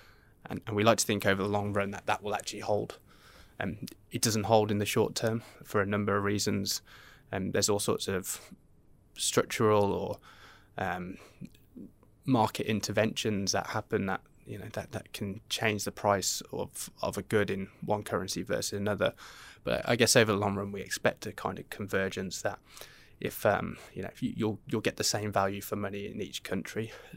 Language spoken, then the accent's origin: English; Australia; especially being an Australian investor, where historically we've had quite high amounts of carry because of interest rate differentials